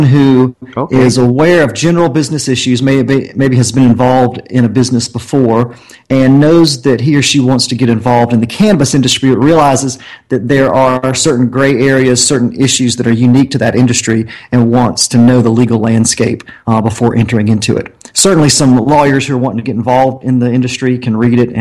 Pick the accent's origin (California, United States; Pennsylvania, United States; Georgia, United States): Georgia, United States; Augusta; moved away; I'm from the Augusta, Georgia area